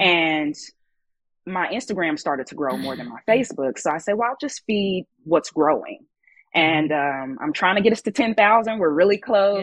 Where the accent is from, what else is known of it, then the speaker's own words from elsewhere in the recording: Kansas City, United States; moved away as an adult; also born or lived in Southern California; I grew up in Kansas City